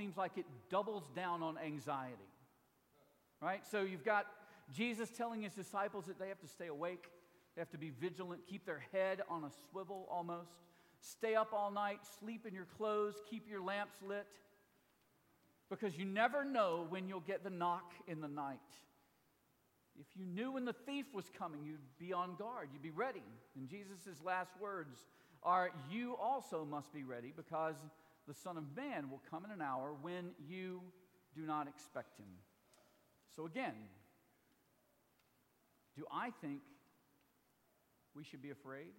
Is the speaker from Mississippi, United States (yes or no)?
yes; Mississippi, United States; my home state